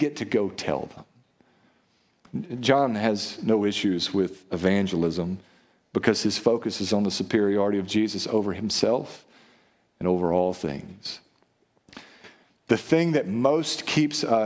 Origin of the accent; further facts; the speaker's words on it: United States; we're American and we're Western